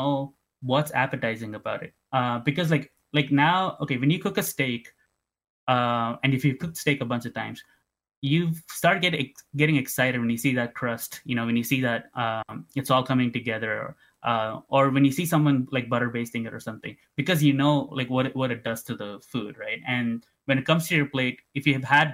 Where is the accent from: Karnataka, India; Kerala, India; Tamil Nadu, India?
Tamil Nadu, India; now in Canada; Growing up in Tamil Nadu